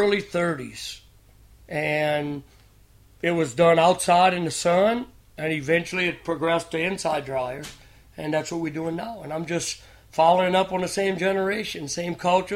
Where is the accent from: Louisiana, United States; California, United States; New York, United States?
Louisiana, United States; Grand Isle; I was brought up in the town of Grand Isle